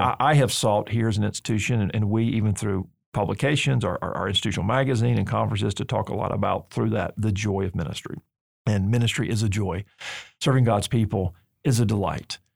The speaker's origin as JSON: {"language": "English", "region": "Alabama", "country": "United States", "said": "I'm from Alabama"}